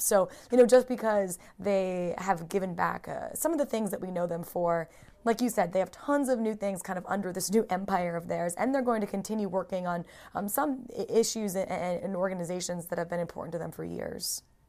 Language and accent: English; United States; moved away as an adult; now in United Kingdom; I grew up in America